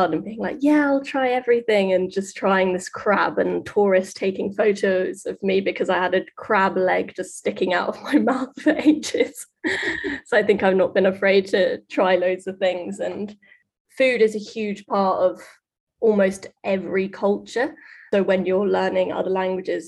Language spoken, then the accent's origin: English; London, United Kingdom; I'm Mexican, but I was born and raised in London, so I'm Mexican British